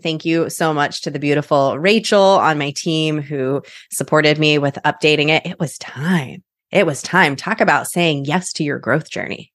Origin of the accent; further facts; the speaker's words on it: Midwest, United States; My husband and I have chosen not to have children. We're from the Midwest